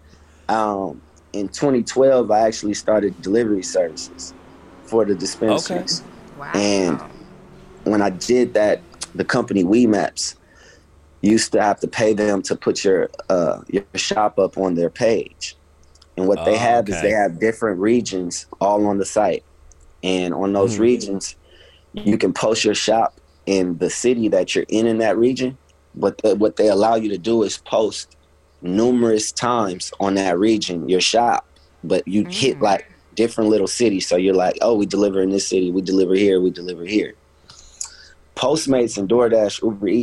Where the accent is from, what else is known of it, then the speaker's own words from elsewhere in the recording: Los Angeles, California, United States; also born or lived in New Orleans, Louisiana; I'm from